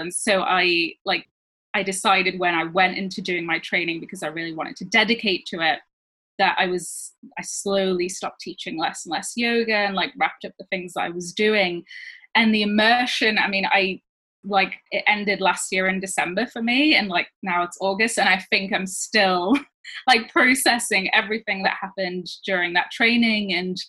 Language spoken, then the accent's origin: English; France; moved away as an adult; also born or lived in Switzerland; now in United Kingdom; So I grew up in France and Switzerland as a child, like a teenager, and then I moved to the UK when I was 18, but my parents are from the UK.